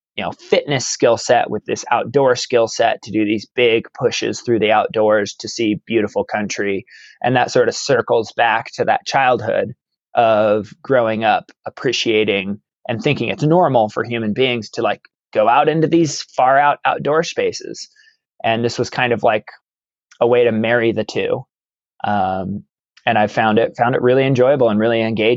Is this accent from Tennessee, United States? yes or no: no; Baker City, Oregon, United States; now in Klamath Falls, United States; I was actually born and raised in Baker City, Oregon, which is up in northeastern Oregon